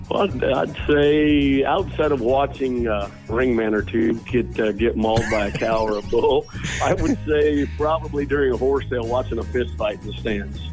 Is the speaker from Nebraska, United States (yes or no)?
yes; North Platte, Nebraska, United States; North Platte Stockyards here in my hometown